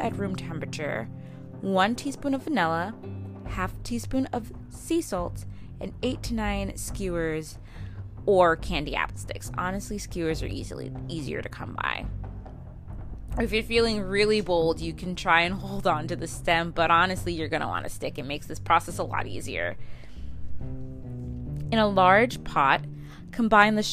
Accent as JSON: {"language": "English", "region": "Midwest", "country": "United States", "tie": "born or raised there", "said": "as a wee young lass growing up in the Midwest"}